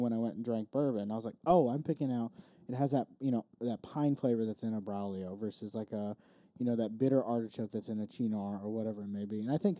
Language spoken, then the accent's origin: English; Chicago, Illinois, United States; I was born in Chicago